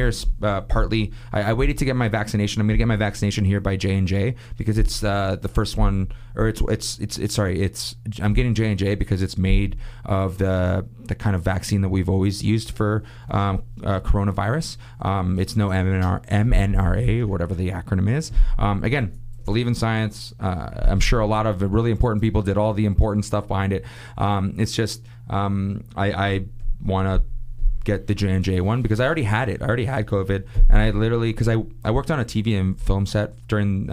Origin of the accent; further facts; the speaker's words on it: Toronto, Ontario, Canada; also born or lived in Montreal; I'm from Toronto